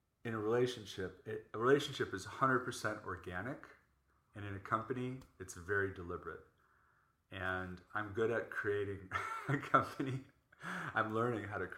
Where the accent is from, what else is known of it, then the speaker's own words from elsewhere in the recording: Chicago, Illinois, United States; moved away as an adult; also born or lived in New York / Orange County; now in Los Angeles, United States; I grew up in Chicago and lived in New York.